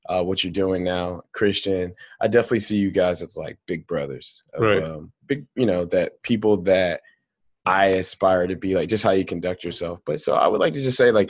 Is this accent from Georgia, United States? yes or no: yes; Atlanta, Georgia, United States; I'm from Atlanta, Georgia